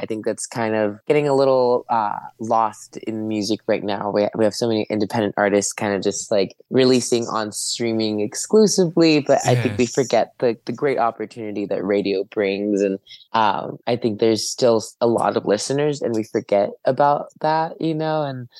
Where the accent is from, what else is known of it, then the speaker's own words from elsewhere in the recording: California, United States; I have a really big connection to the sun because I grew up in California.